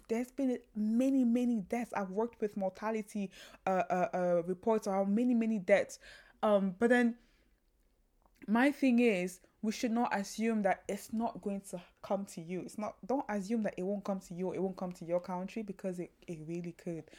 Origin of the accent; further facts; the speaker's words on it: Kilimanjaro, Tanzania; moved away; also born or lived in Cameroon; I grew up in Tanzania, the Mount Kilimanjaro where I grew up around